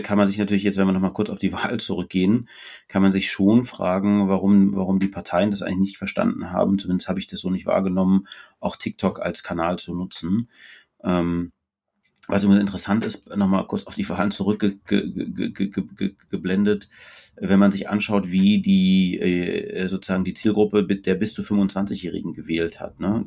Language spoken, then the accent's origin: German; Austria; now in Hamburg, Germany; ich bin Österreicher